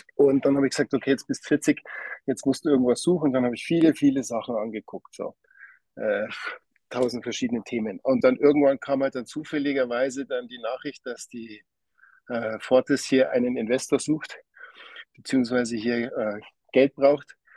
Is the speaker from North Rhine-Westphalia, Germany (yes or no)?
no; Hengersberg, Bavaria, Germany; moved away as an adult; now in Switzerland; ich komme ursprünglich aus Hengersberg, aus Niederbayern.